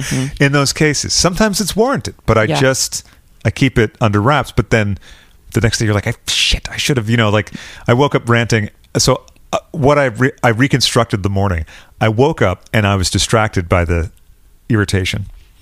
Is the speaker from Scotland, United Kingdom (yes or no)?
no; London, United Kingdom; I'm out from London. I'm over here.